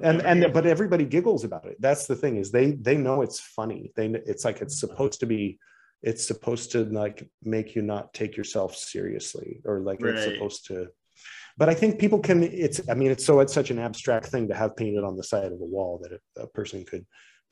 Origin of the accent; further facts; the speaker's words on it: United States; moved away; as an American